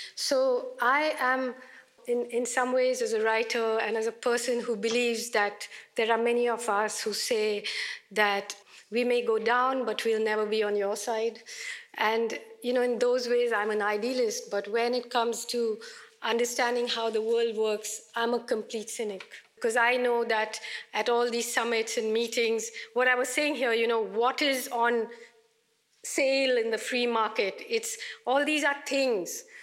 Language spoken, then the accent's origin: English; India; an Indian woman writer